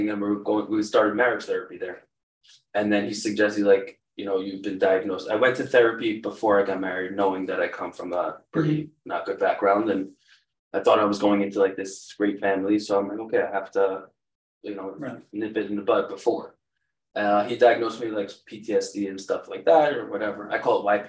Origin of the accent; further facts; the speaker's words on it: Cedarhurst, New York, United States; moved away; growing up in Cedarhurst